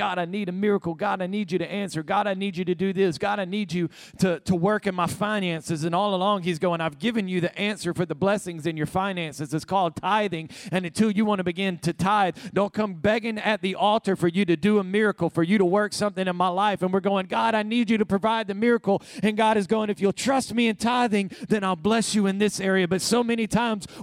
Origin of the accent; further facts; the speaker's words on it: Alabama, United States; moved away as an adult; also born or lived in Savannah, Georgia; now in California, United States; I'm a Southern boy. I was raised in Alabama.